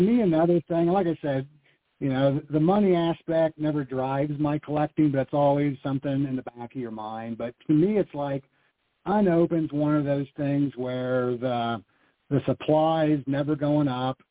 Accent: Iowa, United States; growing up in Iowa

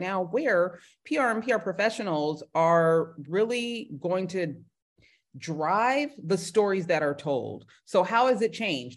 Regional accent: Bay Area, California, United States; also born or lived in Los Angeles, United States / Grambling, Louisiana, United States; I'm from the Bay Area

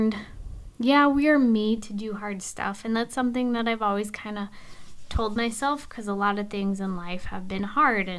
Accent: Alaska, United States; from where we come from Alaska

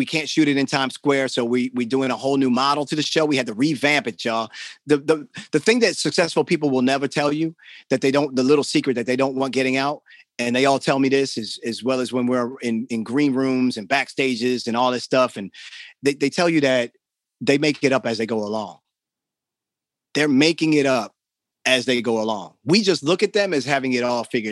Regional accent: Baltimore, Maryland, United States; also born or lived in New York; I'm from Baltimore. I grew up in the city.

